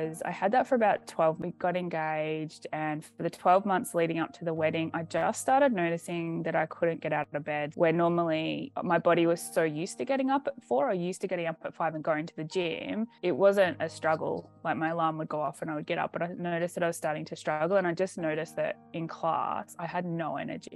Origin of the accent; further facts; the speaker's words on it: Australia; I'm from Australia.